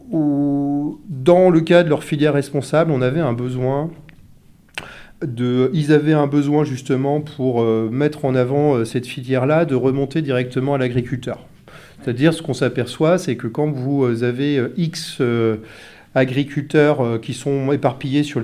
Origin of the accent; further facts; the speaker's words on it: Brittany, France; Je euh, je vois pas, euh, on est breton nous